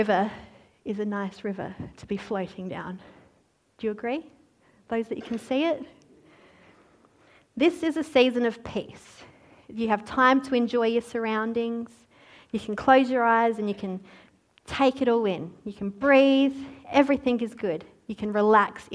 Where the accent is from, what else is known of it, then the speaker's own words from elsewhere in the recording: Australia; oh, Australia